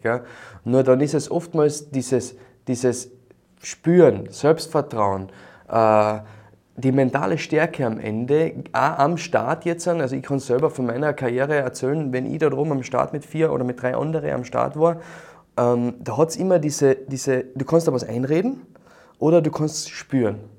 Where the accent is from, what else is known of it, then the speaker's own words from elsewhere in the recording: Carinthia, Austria; bei uns in Kärnten